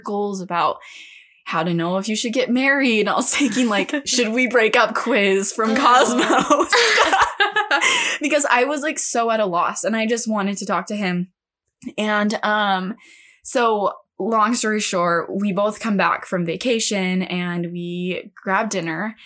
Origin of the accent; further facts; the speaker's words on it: California, United States; moved away; also born or lived in Utah; I'm from California